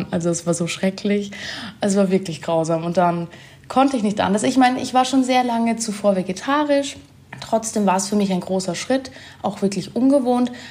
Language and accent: German; Germany; now in Vienna, Austria; Ich komme eigentlich aus Deutschland, wohne jetzt aber schon sehr lange in Wien